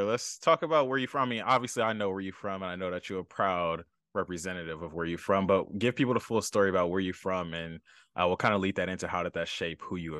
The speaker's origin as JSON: {"language": "English", "town": "Los Angeles", "region": "California", "country": "United States"}